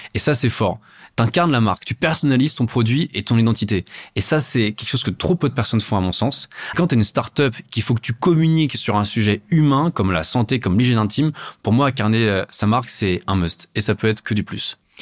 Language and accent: French; Paris, Île-de-France, France; je suis parisien